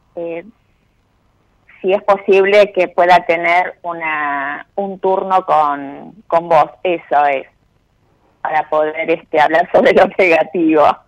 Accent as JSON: {"language": "Spanish", "town": "Ciudadela", "region": "Buenos Aires Province", "country": "Argentina", "said": "soy de Ciudadela, Ciudadela Sur sería, del otro lado de Rivadavia"}